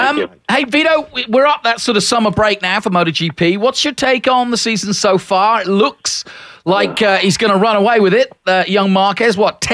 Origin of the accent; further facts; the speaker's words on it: United Kingdom; Does that mean I get to ride a Triumph now as a Brit?